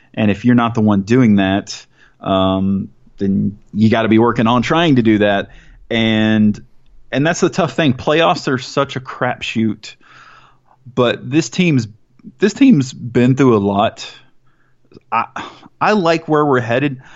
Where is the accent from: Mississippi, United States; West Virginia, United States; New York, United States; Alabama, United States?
Mississippi, United States; moved away; also born or lived in Atlanta, Georgia / Southaven, Mississippi; I grew up in Mississippi, which is obviously not a soccer hotbed